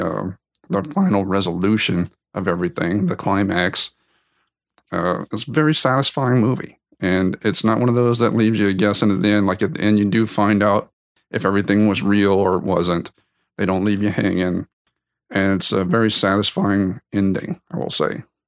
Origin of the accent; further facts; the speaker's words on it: South Louisiana, United States; moved away; I came from South Louisiana, not too far from New Orleans